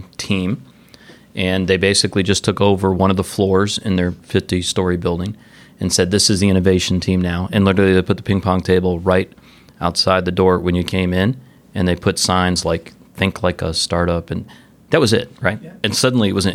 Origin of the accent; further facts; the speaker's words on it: Detroit, Michigan, United States; also born or lived in Atlanta; now in Florida, United States; That's my hometown.